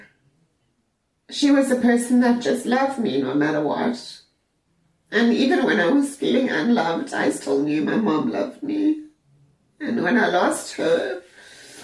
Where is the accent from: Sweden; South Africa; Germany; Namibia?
South Africa; moved away as an adult; now in Ireland; I'm originally from South Africa. I've been living in Ireland for 14 years.